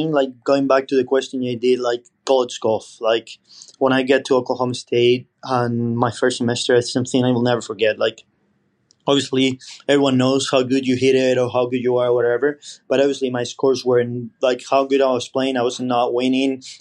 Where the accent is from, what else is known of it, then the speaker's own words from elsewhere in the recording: Spain; English is a second language; moved away; And when I came from Spain, my English wasn't at a grade level yet.